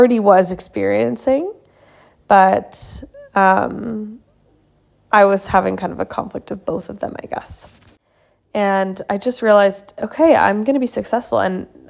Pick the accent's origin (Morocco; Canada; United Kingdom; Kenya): Canada; now in Sweden; I'm from Canada, but I live in Sweden, and I've lived in a few countries before this